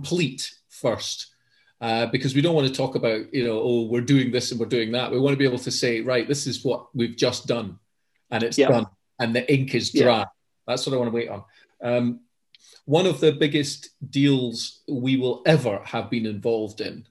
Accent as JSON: {"language": "English", "town": "Edinburgh", "region": "Scotland", "country": "United Kingdom", "tie": "born or raised there", "said": "my hometown of Edinburgh"}